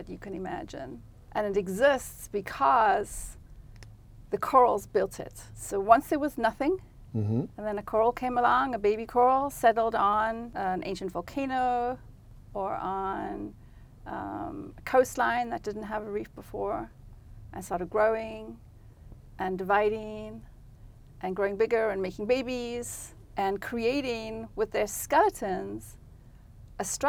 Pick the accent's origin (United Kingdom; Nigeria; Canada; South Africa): South Africa; moved away as an adult; now in United States; at the time that I grew up in South Africa